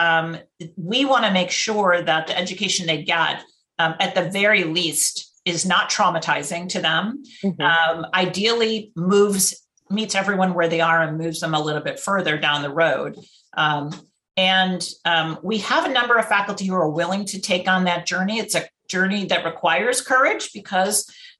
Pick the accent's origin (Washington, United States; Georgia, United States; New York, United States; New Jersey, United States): New York, United States; Rochester; moved away as an adult; now in San Francisco, United States; I grew up in Rochester, New York, I had one African-American young man in my whole high school class.